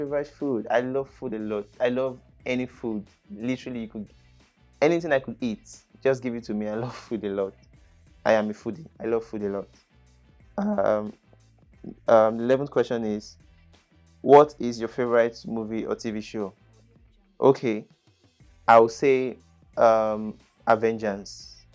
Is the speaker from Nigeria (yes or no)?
yes; Benin City, Edo, Nigeria; first language English; I grew up in Edo State, Nigeria. It's Asian city, which is Benin.